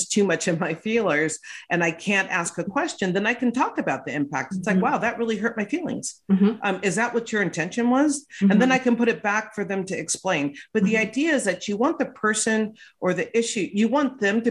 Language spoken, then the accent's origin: English; West Hollywood, California, United States; I grew up in West Hollywood.